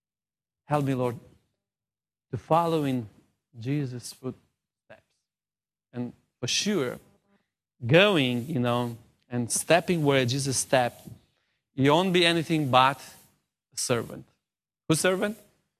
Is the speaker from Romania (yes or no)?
yes; South, Romania; I'm from the South of Romania, so I'm a Southerner.